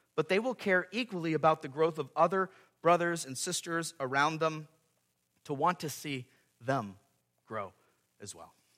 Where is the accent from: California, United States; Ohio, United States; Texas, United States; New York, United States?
California, United States; moved away as an adult; now in Gallatin, United States; me and Stacy leaving where we grew up in California to serve this church here in Gallatin, Missouri